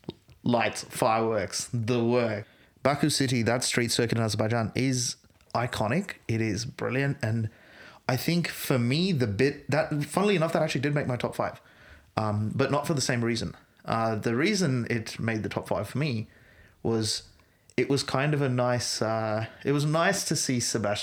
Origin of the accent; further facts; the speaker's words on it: Australia; It's a frustrating thing as an Australian fan